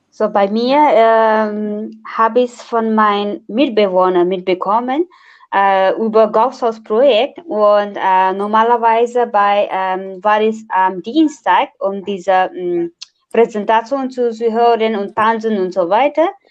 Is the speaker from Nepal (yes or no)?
yes; Nepal; German is a second language; now in Braunschweig, Germany; ich komme aus Nepal und studiere Erziehungswissenschaften an der TU Braunschweig